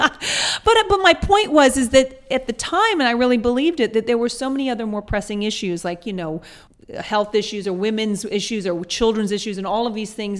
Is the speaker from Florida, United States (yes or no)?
no; Atlanta, Georgia, United States; also born or lived in England / New York; now in Los Angeles, United States; I grew up in Atlanta, Georgia